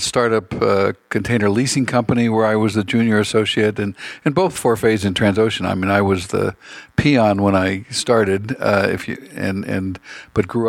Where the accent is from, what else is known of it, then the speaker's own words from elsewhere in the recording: San Francisco, California, United States; come back to San Francisco where I grew up